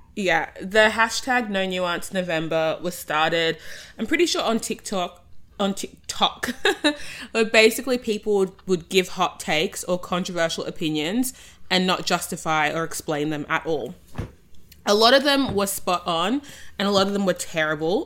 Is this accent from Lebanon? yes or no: no; Australia; accent: Australian; I'm the Australian voice